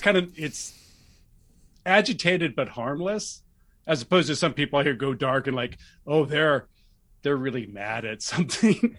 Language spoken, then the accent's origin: English; Martinez, California, United States; also born or lived in Los Angeles, California; I grew up in the East Bay, Martinez, Concord, Clayton